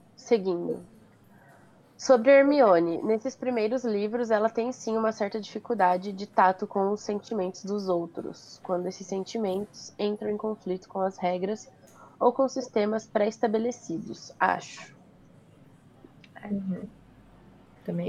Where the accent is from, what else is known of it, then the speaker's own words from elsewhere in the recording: Brazil; eu nasci born and raised no Brasil.